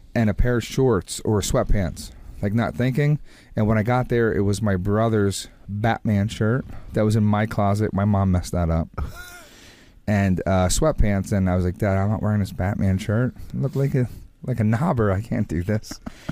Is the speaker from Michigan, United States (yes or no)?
no; New Jersey, United States; growing up in Jersey